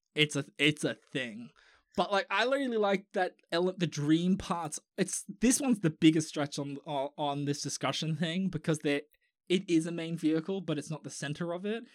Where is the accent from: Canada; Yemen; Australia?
Australia; I'm Australian.